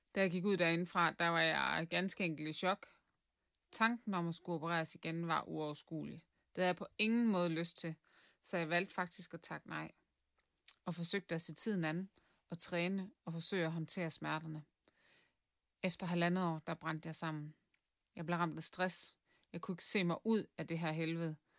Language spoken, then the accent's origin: Danish; Southern Jutland, Southern Denmark, Denmark; moved away as an adult; now in Viborg, Denmark; Jeg kommer fra Sønderjylland